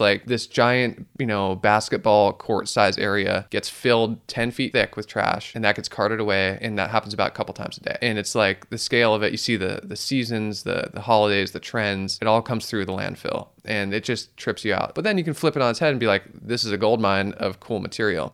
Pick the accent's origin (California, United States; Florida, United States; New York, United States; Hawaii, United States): California, United States; Santa Cruz; growing up in Santa Cruz in the Monterey Bay National Marine Sanctuary